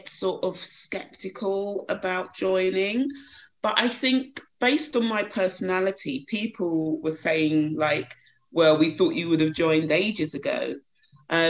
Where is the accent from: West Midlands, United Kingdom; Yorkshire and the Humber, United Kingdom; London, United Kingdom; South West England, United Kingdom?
London, United Kingdom; Croydon; So I was brought up in Croydon, a little place just outside the town, outside London, local Croydon. So I was born and bred there